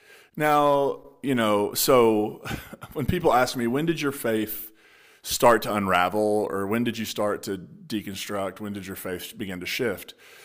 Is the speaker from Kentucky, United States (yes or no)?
yes; Kentucky, United States; I'm from the Appalachian region, so Eastern Kentucky, West Virginia border town. Is where I grew up.